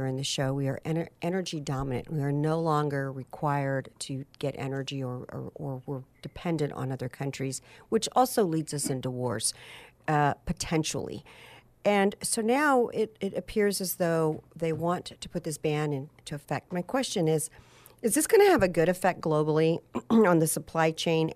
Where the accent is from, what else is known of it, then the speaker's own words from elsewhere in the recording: Houston, Texas, United States; as a child, I remember growing up in Houston